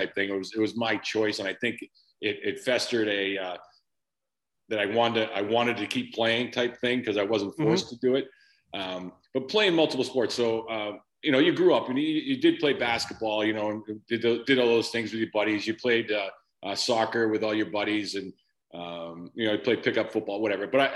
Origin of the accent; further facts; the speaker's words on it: Framingham, Massachusetts, United States; I grew up in a town about 25 minutes west, Framingham, Massachusetts